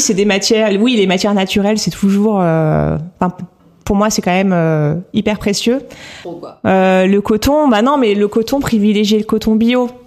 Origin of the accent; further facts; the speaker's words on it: Normandy, France; moved away as an adult; also born or lived in northern France; now in Paris, France; je suis née dans le, nord, dans le nord de la France et j'ai grandi en Normandie